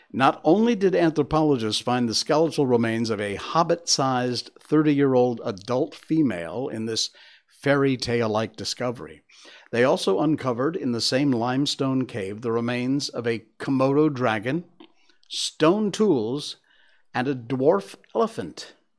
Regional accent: Connecticut, United States; Connecticut. That's my home state

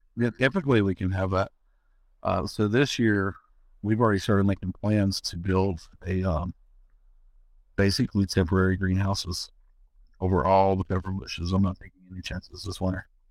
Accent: North Carolina, United States; moved away as an adult; also born or lived in Louisiana (Cajun country); I was born and raised in North Carolina, uh, foothills of the Appalachian Mountains

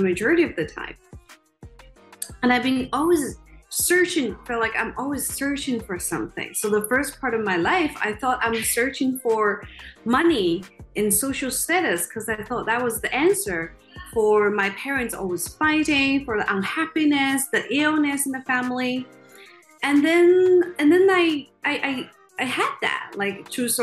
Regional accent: China; moved away; I grew up in China in a relatively poor family

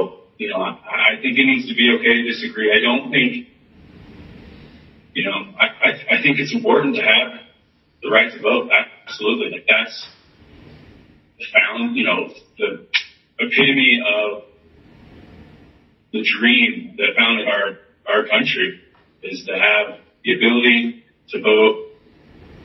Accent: Atlanta, Georgia, United States; I'm from Atlanta, grew up in Atlanta, went to college in Atlanta

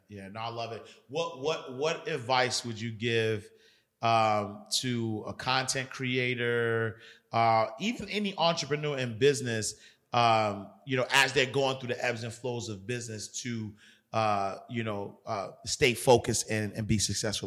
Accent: New York City, New York, United States; I grew up in Harlem

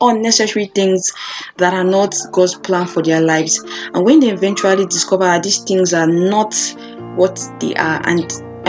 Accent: Nigeria; I grew up in Africa, Nigeria

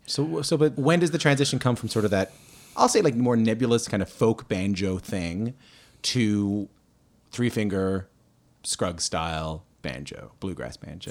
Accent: Newfoundland and Labrador, Canada; I grew up in Newfoundland

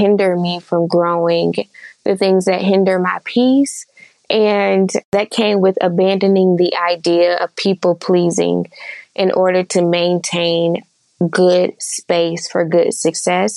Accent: Charlotte, North Carolina, United States; I am from Charlotte, North Carolina.

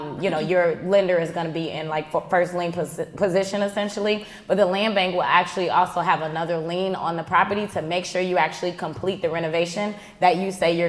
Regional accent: Chicago, Illinois, United States; This is Chi-Town that I'm speaking of. I'm born and raised on the South Side

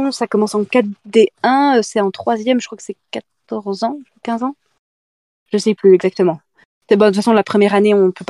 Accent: Doubs, Bourgogne-Franche-Comté, France; pas jurassienne, Doubliste.

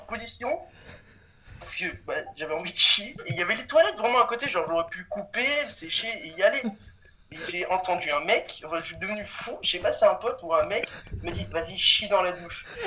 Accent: Cannes, Provence-Alpes-Côte d'Azur, France; je viens de, de Cannes. De Cannes et je suis au lycée en terminale

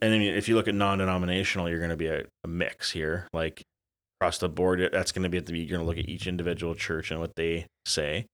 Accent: Elmira, Ontario, Canada; growing up in Elmira

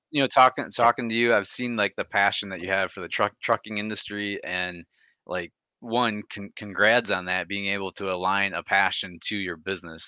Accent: Michigan, United States; I'm from Michigan

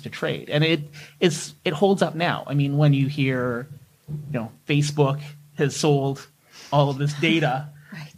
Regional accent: Canada; as a Canadian

